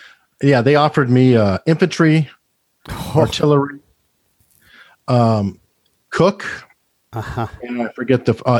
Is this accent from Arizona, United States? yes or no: yes; Tucson, Arizona, United States; I'm from Tucson, Arizona.